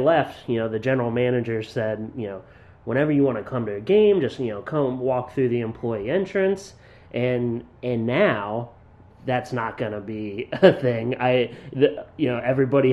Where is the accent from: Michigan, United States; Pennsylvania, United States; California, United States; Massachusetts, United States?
Pennsylvania, United States; Williamsport; I'm from Williamsport, Pennsylvania